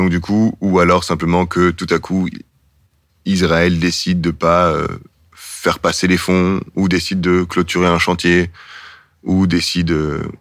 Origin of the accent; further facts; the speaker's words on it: Belgium; Et puis, moi, je me dis juste, ah ben tiens, en fait, je suis belge.